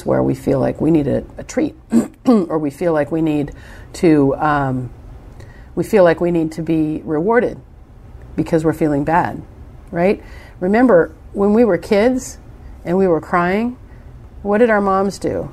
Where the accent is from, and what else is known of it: United States